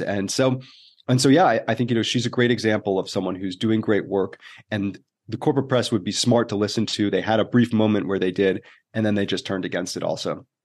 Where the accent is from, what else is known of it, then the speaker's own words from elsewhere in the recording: New Jersey, United States; moved away as an adult; also born or lived in Syracuse, New York / New York City; I grew up in the East Coast, it was New Jersey